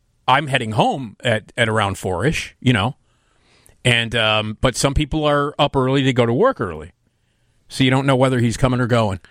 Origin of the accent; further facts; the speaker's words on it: Chicago, Illinois, United States; I've never lived anyplace else other than the city. Of Chicago